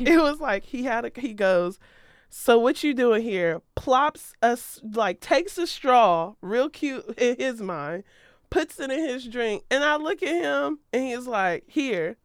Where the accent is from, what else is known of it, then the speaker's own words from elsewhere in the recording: Ohio, United States; moved away; I'm from Ohio. I rep Ohio.